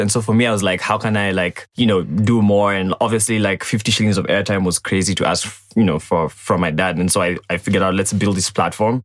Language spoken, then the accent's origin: English; Ongata Rongai, Kajiado County, Kenya; So I grew up in uh, Rongai. uh, that's in Kajiado County